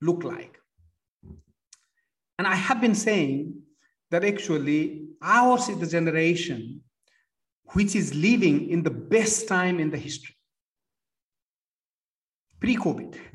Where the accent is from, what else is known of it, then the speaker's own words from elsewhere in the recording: Nepal; moved away; At the age of 14, I started volunteering for Red Cross in Nepal. I come from Nepal.